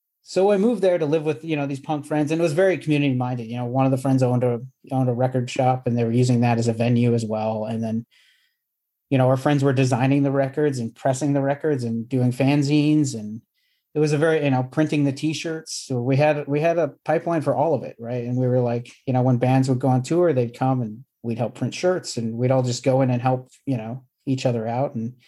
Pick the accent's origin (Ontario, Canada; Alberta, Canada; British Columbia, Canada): Ontario, Canada; Southwestern; moved away; also born or lived in Tampa / New York; I'm originally from Canada, from Southwestern Ontario